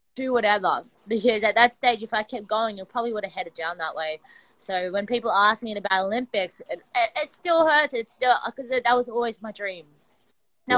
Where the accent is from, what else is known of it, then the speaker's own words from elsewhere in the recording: Sydney, New South Wales, Australia; I'm from Sydney, Australia, and I my background is wrestling